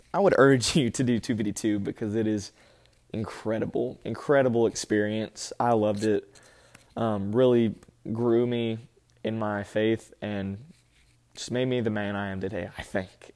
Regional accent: Birmingham, Alabama, United States; also born or lived in Huntsville, Alabama; born and raised in Alabama, Huntsville, and then Birmingham

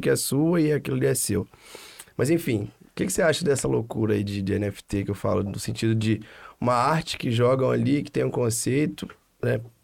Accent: Divinópolis, Minas Gerais, Brazil; now in Belo Horizonte, Brazil; A gente é de Divinópolis, interior de Minas

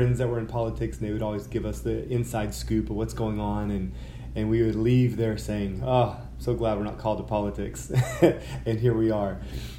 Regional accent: Texas, United States; also born or lived in Oklahoma; And so I was born in Western Oklahoma, grew up in West Texas, son of a cotton farmer and an entrepreneur.

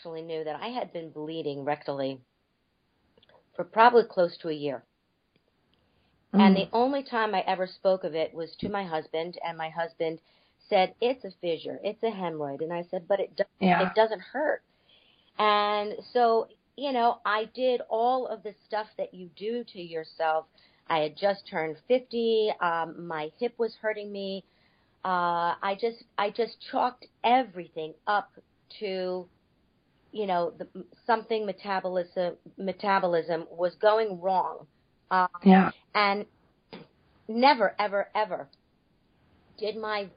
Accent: North Miami Beach, Florida, United States; I am originally from North Miami Beach, Florida

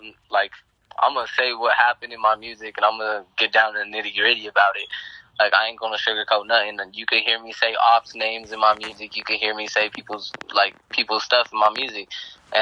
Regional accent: Denver, Colorado, United States; I'm from Colorado

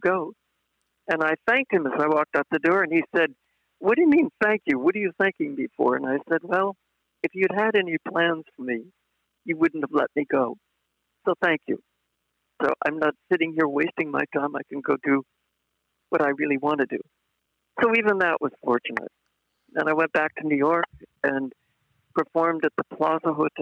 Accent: Ireland; I was Irish

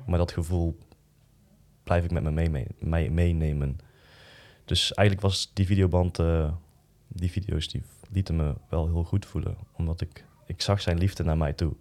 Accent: Boxtel, North Brabant, Netherlands; ik ben dan opgegroeid in Boksel, in een dorp

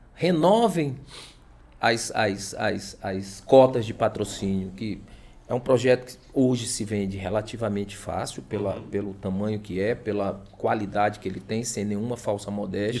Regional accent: São Luís, Maranhão, Brazil; moved away as an adult; now in Imperatriz, Brazil; quando eu cheguei aqui há 15 anos, eu sou de São Luís

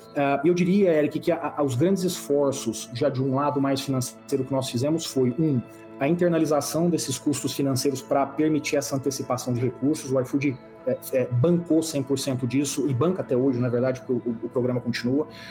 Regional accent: Brazil; a gente, como brasileiro

